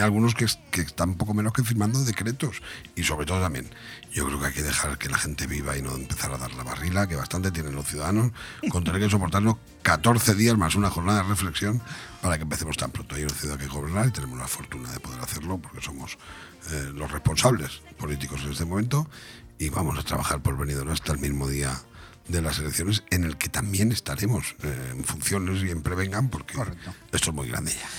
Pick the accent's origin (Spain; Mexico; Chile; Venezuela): Spain; Benidorm, Valencian Community; es mi tierra, y es la tierra de todos los venidormenses